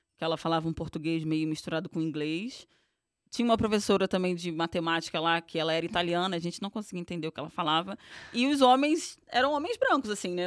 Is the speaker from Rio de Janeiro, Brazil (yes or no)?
yes; Rio de Janeiro, Brazil; accent: carioca; moved away as an adult; now in São Paulo, Brazil; sou carioca, venho do subúrbio do Rio de Janeiro, de Irajá.